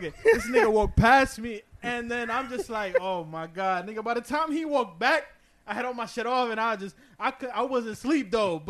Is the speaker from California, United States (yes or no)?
no; New Jersey, United States; I'm from Jersey, like, I grew up in Jersey